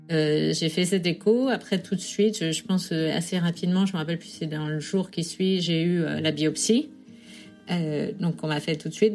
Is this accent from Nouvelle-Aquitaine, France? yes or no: no; Sarthe, Pays de la Loire, France; moved away as an adult; now in New York, United States; Je viens de la Sarthe